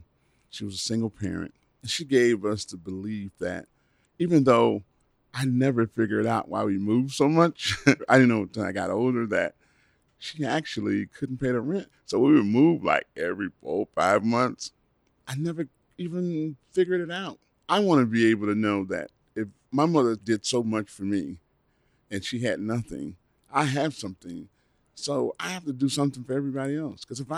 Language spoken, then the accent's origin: English; Chicago, Illinois, United States; Well, I was born and raised here in Chicago. I went to Crane High School.